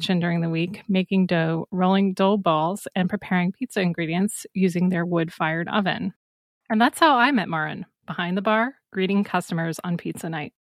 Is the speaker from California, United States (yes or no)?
no; Iowa, United States; moved away as an adult; I'm originally from Iowa, but like many others, I left to pursue career and adventure elsewhere